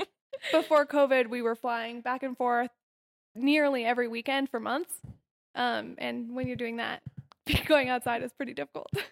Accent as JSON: {"language": "English", "area": "Denver or Golden", "region": "Colorado", "country": "United States", "said": "I'm from Denver or Golden, Colorado"}